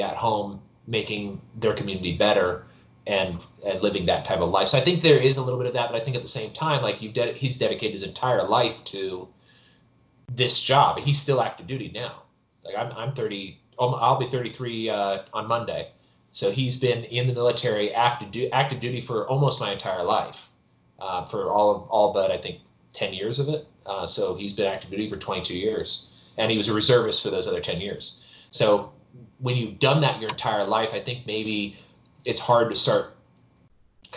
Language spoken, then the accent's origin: English; El Dorado County, California, United States; also born or lived in Virginia; now in Texas, United States; I'm from California originally. I was living in Virginia. I live in Texas now, but I grew up in El Dorado County